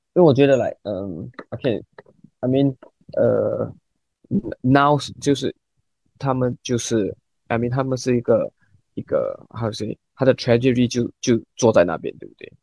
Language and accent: Chinese; Singapore; 我们新加坡人很少用微信啊，我们没有微信